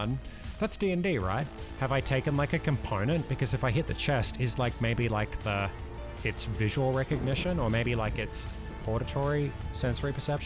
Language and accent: English; Australia; I'm Australian.